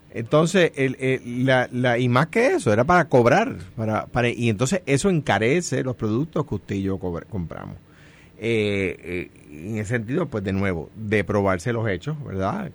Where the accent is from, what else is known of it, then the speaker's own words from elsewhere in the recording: Coamo, Puerto Rico; now in Guaynabo, Puerto Rico; soy de Cuamo, que actualmente resido en Guainabo